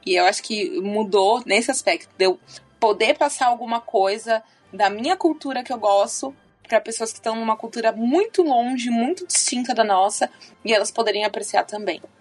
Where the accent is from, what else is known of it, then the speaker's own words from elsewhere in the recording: Brazil; moved away; a gente como brasileiro